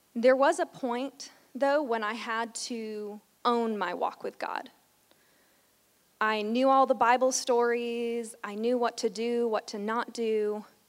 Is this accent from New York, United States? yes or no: yes; New York, United States; I grew up in New York going to a church